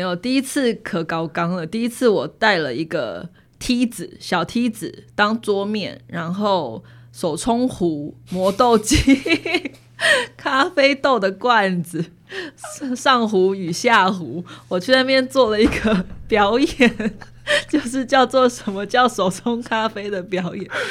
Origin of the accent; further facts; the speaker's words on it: Taipei, Taiwan; moved away as an adult; also born or lived in New York; now in Hualien, Taiwan; 我是在台北长大的嘛， 所以我多半我的朋友都在北部